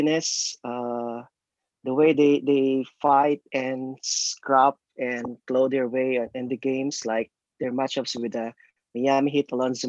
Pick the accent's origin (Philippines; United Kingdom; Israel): Philippines; moved away as an adult; now in Jersey City, United States; I grew up in the Philippines. It's a basketball crazy country in Asia.